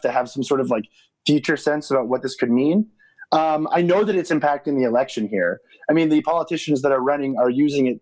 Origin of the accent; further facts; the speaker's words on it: United States; now in Mexico City, Mexico; being an American